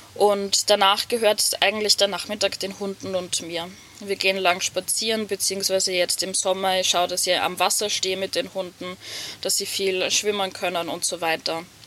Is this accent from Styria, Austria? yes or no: yes; Hitzendorf, Styria, Austria; sitze gerade in meinem Van in Hitzendorf, meiner Heimatgemeinde